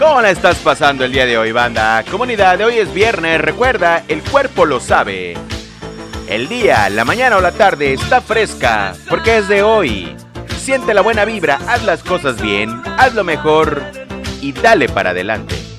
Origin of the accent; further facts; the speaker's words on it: Lerdo de Tejada, Veracruz, Mexico; en el bello estado de Veracruz, en la República Mexicana, de donde yo soy originario, Lerdo de Tejada, Veracruz, México